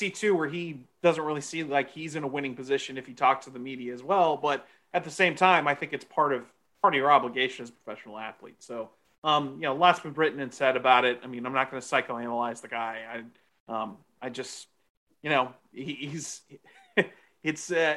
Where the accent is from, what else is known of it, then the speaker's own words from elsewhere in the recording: Texas, United States; moved away as an adult; also born or lived in Midwest; I grew up in Texas